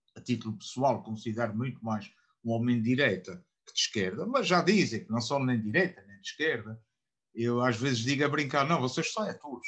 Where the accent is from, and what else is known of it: Portugal